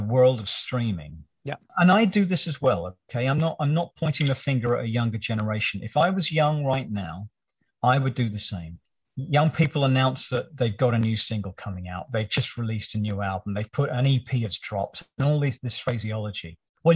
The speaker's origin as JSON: {"language": "English", "country": "United Kingdom", "tie": "born or raised there", "said": "growing up in Britain as I did at that time"}